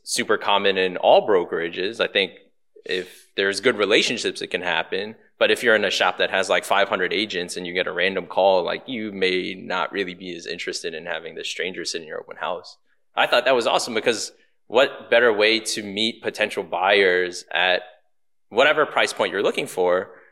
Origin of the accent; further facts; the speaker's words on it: Baltimore, Maryland, United States; moved away as an adult; now in Houston, United States; I'm born and raised in Baltimore, Maryland